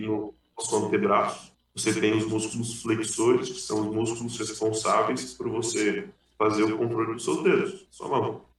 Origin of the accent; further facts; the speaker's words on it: Aquidauana, Mato Grosso do Sul, Brazil; Eu sou de Aquidauana, de uma cidade chamada Aquidauana, é uma cidade de 45 mil habitantes do interior do Mato Grosso do Sul.